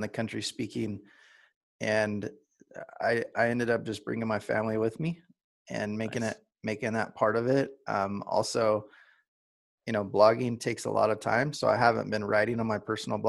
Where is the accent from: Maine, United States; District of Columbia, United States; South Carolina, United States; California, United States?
California, United States; Southern; I grew up in SoCal surfing all the time